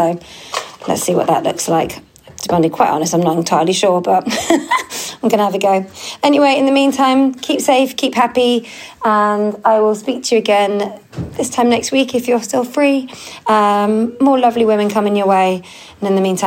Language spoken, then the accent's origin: English; United Kingdom; I think I'm very British